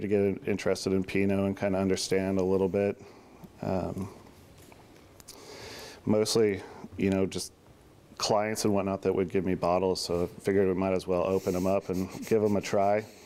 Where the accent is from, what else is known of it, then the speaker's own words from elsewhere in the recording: Wilsonville, Oregon, United States; also born or lived in Portland, Oregon; I grew up actually originally from Southeast Portland. Then we moved to Westland, Wilsonville, and when I was in elementary school. I'm sixth generation Oregonian